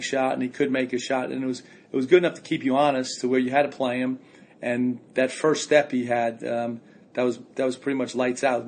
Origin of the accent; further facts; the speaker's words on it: New York City, New York, United States; moved away; I'm from Brooklyn